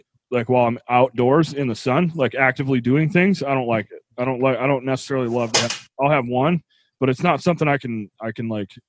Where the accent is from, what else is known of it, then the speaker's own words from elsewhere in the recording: Tennessee, United States; I was born in Tennessee